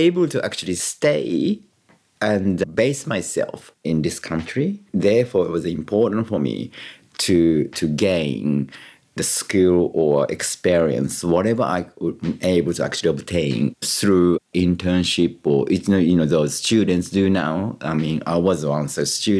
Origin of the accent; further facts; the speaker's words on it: Kyoto, Japan; English is a second language; moved away as an adult; also born or lived in Surry Hills, Australia / Marrickville, Australia; now in Sydney, Australia; growing up in Kyoto